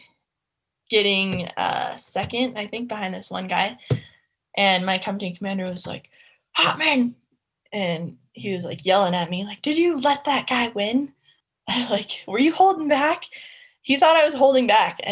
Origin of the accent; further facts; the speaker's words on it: Alaska, United States; moved away as an adult; now in Lake Tahoe, United States; I grew up in Alaska, had kind of a different life for sure